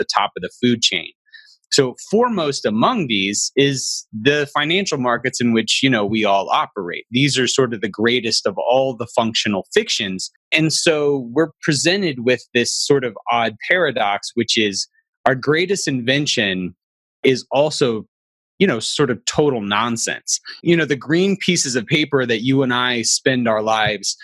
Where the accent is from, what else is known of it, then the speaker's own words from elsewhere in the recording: Alabama, United States; I'm from a conservative religious background and I'm from Alabama